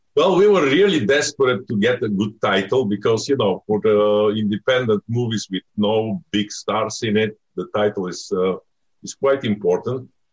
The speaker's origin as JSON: {"language": "English", "country": "Bulgaria", "moved": "yes", "said": "I'm from Bulgaria"}